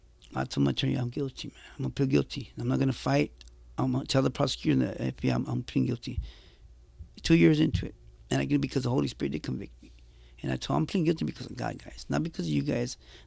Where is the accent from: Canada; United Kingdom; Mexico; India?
Mexico; Jalisco; I tell the shot callers from the paisas, because I'm from Mexico. So yeah. I tell the paisas, hey, soy de Jalisco, pero no corro paisa. Soy cristiano.